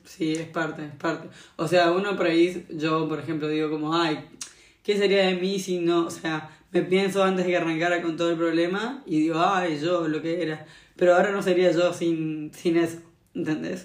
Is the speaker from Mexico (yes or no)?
no; Argentina; moved away as an adult; also born or lived in Australia; now in Valencia, Spain; soy argentina, tengo 26 años ahora